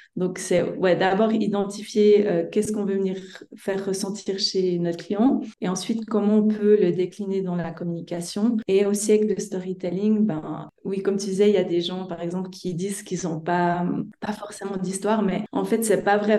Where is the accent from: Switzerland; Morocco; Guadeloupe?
Switzerland; accent: Swiss; moved away; vous entendrez par mon petit accent que je viens de Suisse.